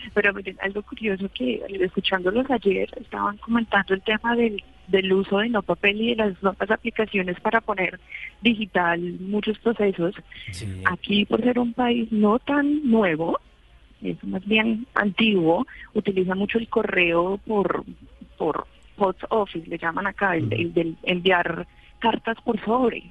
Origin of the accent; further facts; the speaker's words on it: Bogotá, Colombia; moved away as an adult; now in New Zealand; soy de Bogotá. Llevo aquí ya tres años